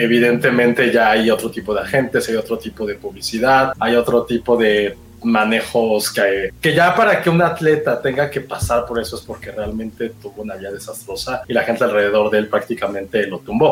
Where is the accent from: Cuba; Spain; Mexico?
Mexico; also born or lived in United States; siendo mexicanos